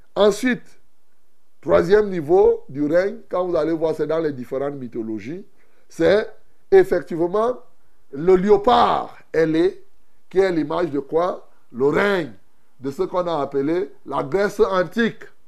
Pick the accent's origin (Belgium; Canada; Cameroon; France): Cameroon; ici chez nous au Cameroun